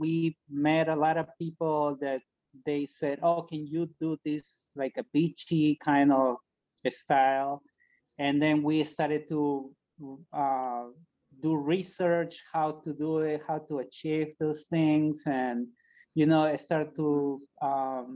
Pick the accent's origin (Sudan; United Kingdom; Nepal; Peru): Peru; moved away as an adult; now in United States; When I was 16, I'm from Peru, and a couple of blocks from my house, there was this guy who used to make furniture.